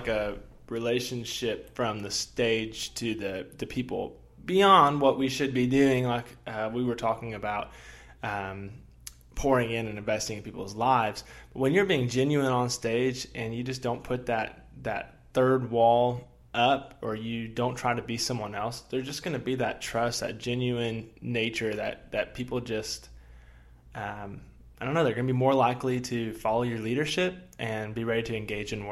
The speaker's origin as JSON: {"language": "English", "town": "Kansas City", "country": "United States", "moved": "yes", "said": "I'm from Kansas City"}